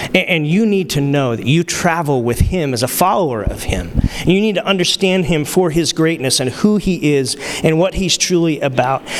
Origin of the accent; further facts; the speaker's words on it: Arizona, United States; from Arizona